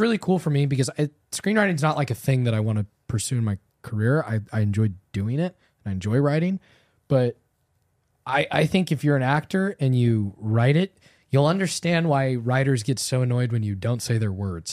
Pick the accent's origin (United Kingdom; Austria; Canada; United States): United States; Southern California; Growing up in Southern California, like we both did